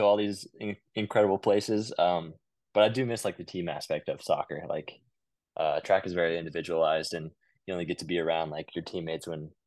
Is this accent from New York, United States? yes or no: no; Midland, Texas, United States; moved away as an adult; now in Lawrence, United States; I'm from Midland, Texas originally.